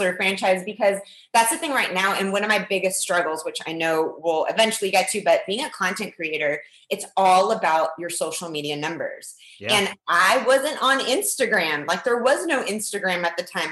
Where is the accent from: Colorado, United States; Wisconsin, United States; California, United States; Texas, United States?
California, United States; Mission Viejo; born or raised there; also born or lived in Lima, Peru